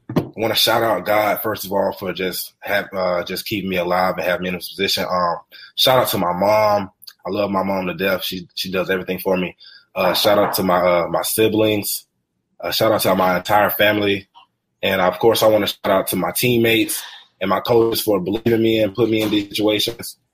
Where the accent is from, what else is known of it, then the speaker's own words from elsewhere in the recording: Alabama, United States; I live in Alabama